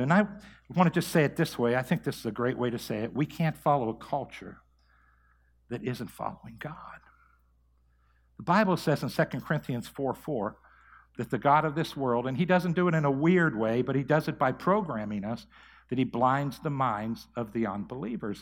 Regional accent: Mahoning Valley, Ohio, United States; also born or lived in Tulsa, Oklahoma; come back here to my hometown and to start Believers Church.

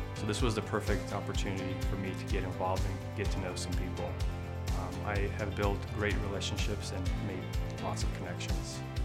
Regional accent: Seattle, Washington, United States; moved away as an adult; also born or lived in Riga, Latvia; now in Hermitage, United States; I moved to the States with my family when I was about eight years old and grew up in the Seattle area

